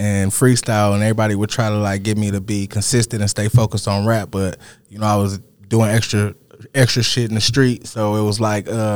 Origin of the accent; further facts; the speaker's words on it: Detroit, Michigan, United States; I was young coming from Southwest Detroit. So, like, when I moved, I'm from West 7 Mile, like, specifically 7 Mile and Telegraph area.